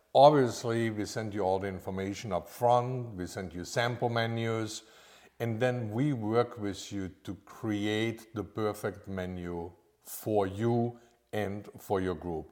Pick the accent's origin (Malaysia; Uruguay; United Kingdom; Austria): Austria; moved away as an adult; also born or lived in Orlando, Florida; now in Lake Norman, United States; I'm actually from Austria